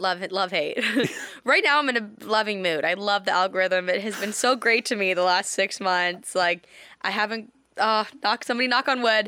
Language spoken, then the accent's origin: English; Canada; In Canada, in my hometown